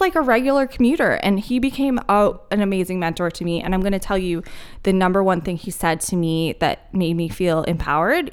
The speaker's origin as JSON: {"language": "English", "town": "Philadelphia", "region": "Pennsylvania", "country": "United States", "tie": "born or raised there", "also_born_or_lived": "Denver, Colorado", "moved": "as an adult", "lives_now": "Asheville, United States", "said": "I was born and raised in Philly"}